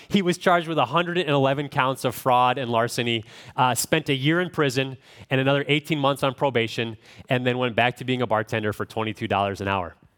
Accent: Midwest, United States; I'm from the Midwest, so I don't sound like an Australian

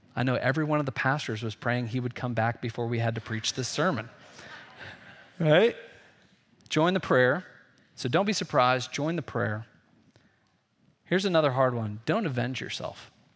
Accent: Indiana, United States; I grew up in Indiana, so there, you know, we were always afraid of tornadoes in the Midwest

